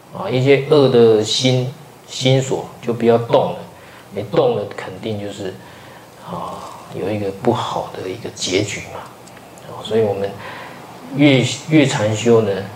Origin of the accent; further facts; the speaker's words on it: Taiwan; 我们台湾人